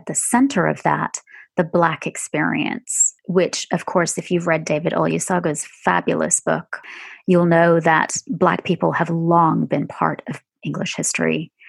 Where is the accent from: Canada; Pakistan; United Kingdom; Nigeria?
Pakistan; And that is not, as a Pakistani, a way of saying that other kinds of racism are not as important.